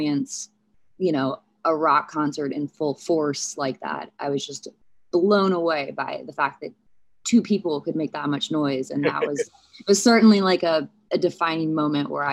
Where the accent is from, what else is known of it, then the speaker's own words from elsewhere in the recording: St. Louis, Missouri, United States; I was born in St. Louis